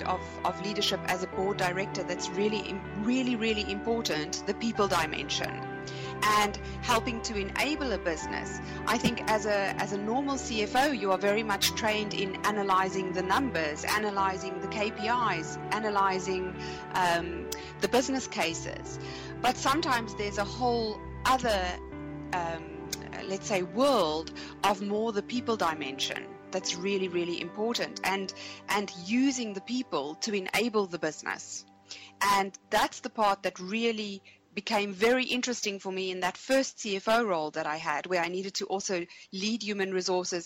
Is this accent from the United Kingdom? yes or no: no; South Africa; moved away as an adult; also born or lived in Munich, Germany; when I left my home country, South Africa